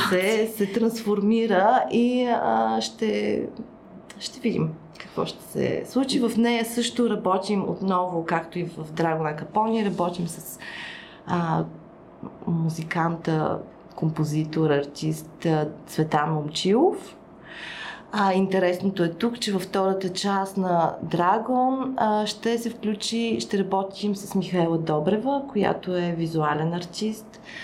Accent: Burgas, Burgas Province, Bulgaria; аз съм от Бургас, съответно там също, освен че съм от Бургас, там съм стартирала

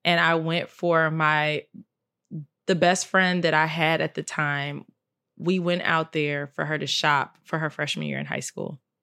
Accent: Chicago, Illinois, United States; I'm from Chicago

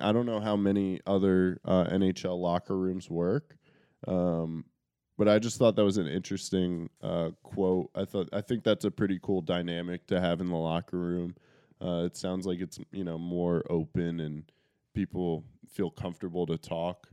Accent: Connecticut, United States; We're from Connecticut

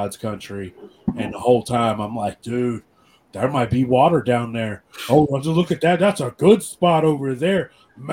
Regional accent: Appalachia, United States; We're all from Appalachia. All our families are from Appalachia

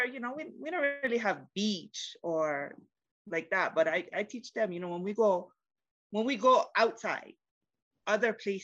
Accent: Hawaii, United States; moved away as an adult; also born or lived in Virginia; now in Colorado Springs, United States; I'm Hawaiian. I'm sorry. I don't speak your language. I'm Hawaiian

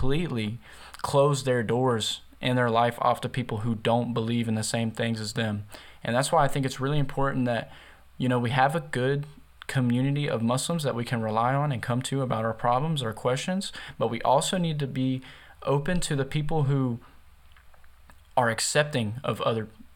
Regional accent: the South, United States; I'm from the South, so in the South, most people, you know, it's the Bible Belt.

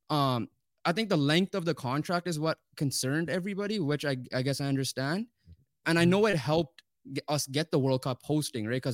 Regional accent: Canada; as Canadian soccer fans, soccer fans in general, but Canadian as well we were we're excited

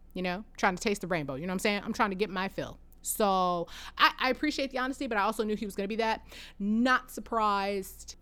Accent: Michigan, United States; we say we're from Detroit

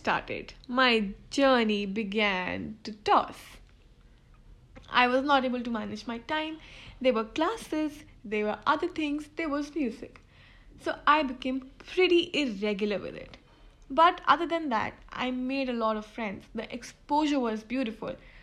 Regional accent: Delhi, India; I'm from Delhi

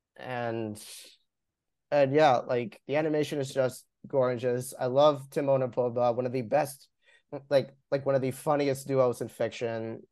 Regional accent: Long Island, New York, United States; I'm from Long Island

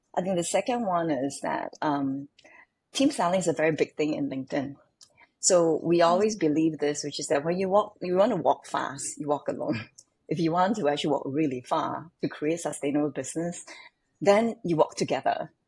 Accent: Singapore; growing up in Singapore can be quite different from most. When I was growing up, I was living in the kampong.

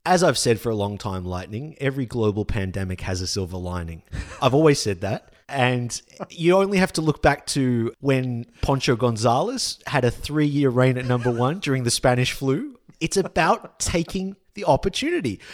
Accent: Australia; we as an Australian public

